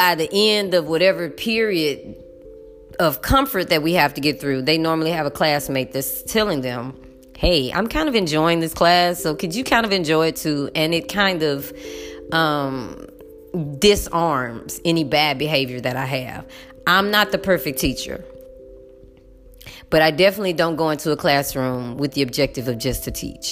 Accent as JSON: {"language": "English", "country": "United States", "said": "I'm as American as they come. I am as American as apple motherfucking pie"}